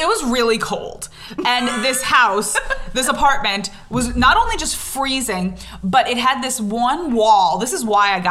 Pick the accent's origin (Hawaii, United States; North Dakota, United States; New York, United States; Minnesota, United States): New York, United States; Long Island; moved away as an adult; also born or lived in Israel; I grew up on Long Island, but I lived in Israel for just over 3 years.